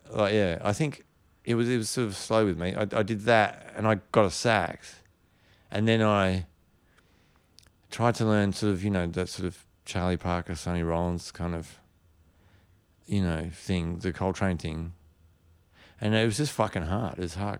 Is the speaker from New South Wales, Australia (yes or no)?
yes; Sydney, New South Wales, Australia; because I grew up up in the Northern Beaches where there's a lot of surfing and surfers